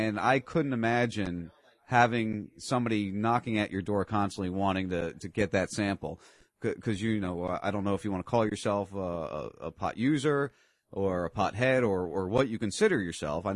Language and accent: English; New Jersey, United States; I grew up in South Jersey for 30 years.